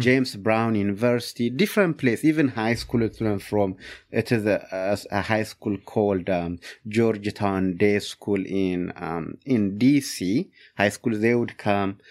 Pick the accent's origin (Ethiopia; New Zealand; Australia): Ethiopia; English is a second language; moved away as an adult; also born or lived in Upland, Indiana; now in Fort Wayne, United States; my hometown, Yatagh Bon, Ethiopia.